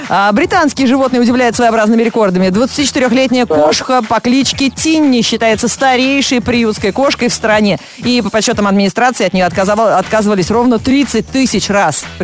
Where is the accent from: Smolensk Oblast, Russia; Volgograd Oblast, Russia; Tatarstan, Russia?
Smolensk Oblast, Russia; Vyazma; Не, я из Вязьмы.